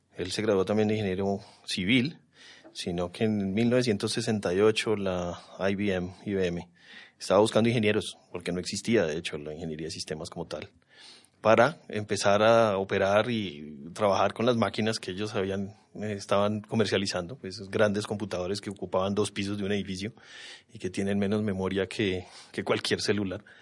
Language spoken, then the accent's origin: Spanish; Bogotá, Colombia; Nací aquí en Bogotá, me crié aquí en Bogotá